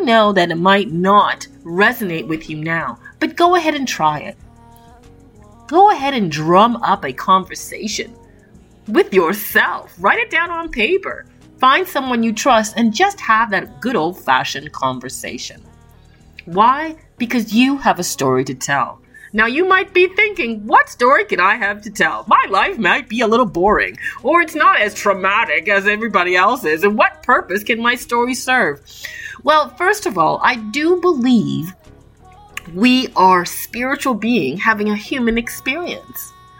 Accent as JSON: {"language": "English", "town": "Toronto", "region": "Ontario", "country": "Canada", "tie": "born or raised there", "said": "I was born and raised in Toronto, Canada"}